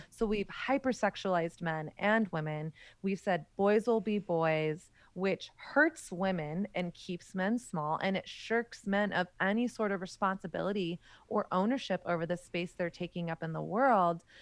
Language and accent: English; the South, United States; moved away as an adult; now in New York City, United States; I grew up in Southern Christian culture in the height of the purity movement